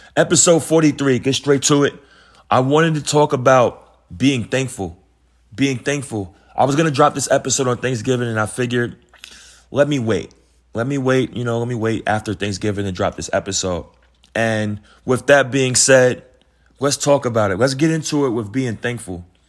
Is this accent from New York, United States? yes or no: yes; New York City, New York, United States; I come from Queens, New York